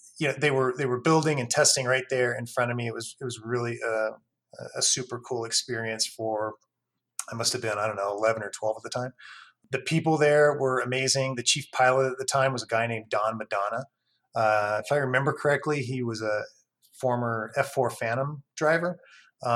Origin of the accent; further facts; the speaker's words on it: Reno, Nevada, United States; moved away; I grew up in Northern Nevada, in Reno for the most part